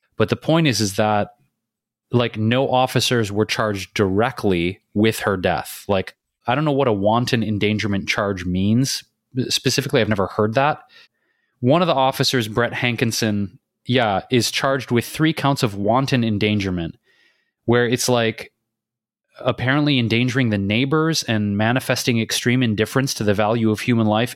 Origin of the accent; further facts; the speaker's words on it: Detroit, Michigan, United States; moved away as an adult; also born or lived in Chicago / New York City / Bay Area / London; now in Los Angeles, United States; I grew up in Detroit